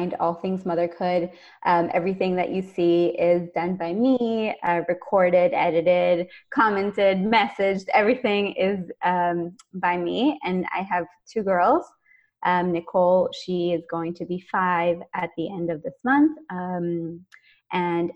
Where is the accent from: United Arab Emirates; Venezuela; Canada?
Venezuela; moved away; I am originally from Venezuela, so you'll see me speaking Spanish a lot